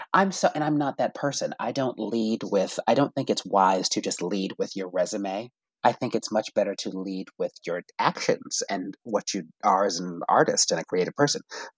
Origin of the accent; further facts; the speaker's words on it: New England, United States; I'm from New England and I wanted to play.